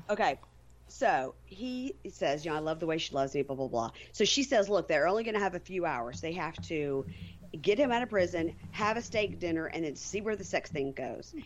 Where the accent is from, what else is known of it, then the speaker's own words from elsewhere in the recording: Jackson, Mississippi, United States; my hometown, Jackson, Mississippi